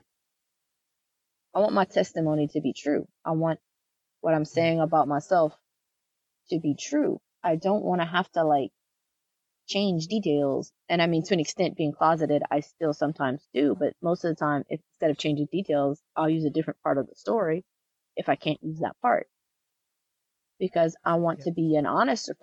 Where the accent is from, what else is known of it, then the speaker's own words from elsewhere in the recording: the South, United States; I grew up in the South